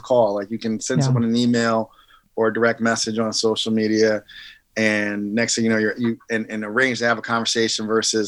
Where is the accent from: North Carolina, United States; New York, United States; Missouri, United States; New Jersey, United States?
New Jersey, United States; Jersey Shore; I'm just a kid from the Jersey Shore who grew up, I would say, you know, 80s.